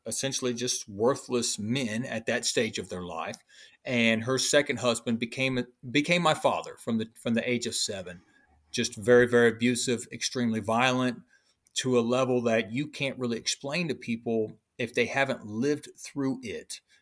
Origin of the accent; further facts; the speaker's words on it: Illinois, United States; also born or lived in Hampton, Virginia; That's how I ended up in Illinois, and that's where I was raised in Illinois by my brother's father's sister